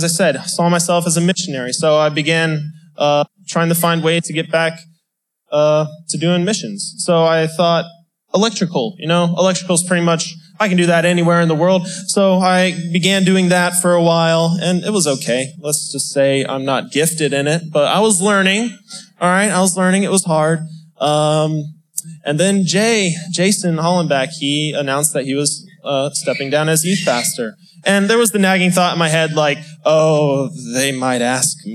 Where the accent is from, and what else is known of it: Newport News, Virginia, United States; born or raised there; moved away